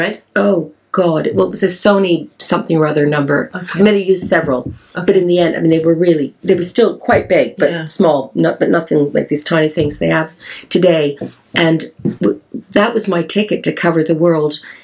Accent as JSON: {"language": "English", "country": "Canada", "accent": "Canadian", "moved": "yes", "lives_now": "Wales, United Kingdom", "said": "my Canadian accent"}